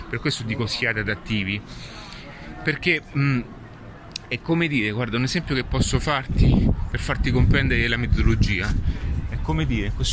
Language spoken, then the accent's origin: Italian; Rome, Lazio, Italy; una buona matriciana, adesso sono di Roma utilizzo questa